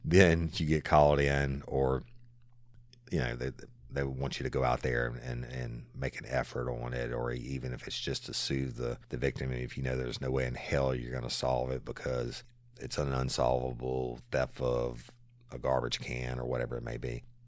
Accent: South Louisiana, United States; also born or lived in Tennessee / Florida / Texas / Dallas; born and raised in South Louisiana, and it will always be home

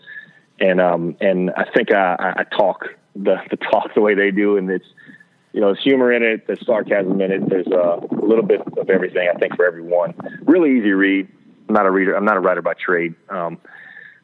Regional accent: Cajun, Louisiana, United States; I am Cajun

